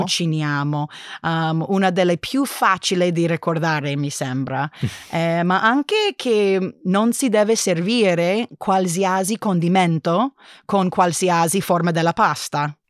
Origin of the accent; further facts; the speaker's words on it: California, United States; Italian is a second language; moved away as an adult; now in Berlin, Germany; sono originariamente di California